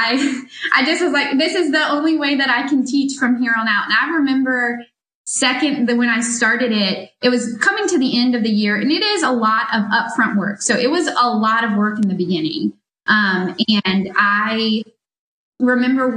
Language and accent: English; Moncks Corner, South Carolina, United States; moved away as an adult; also born or lived in Columbia, South Carolina; I'm originally from Munts Corner, South Carolina, but I moved to Columbia to go to USC